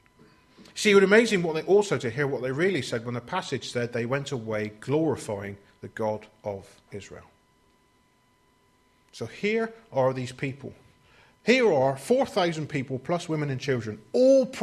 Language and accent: English; United Kingdom; we're British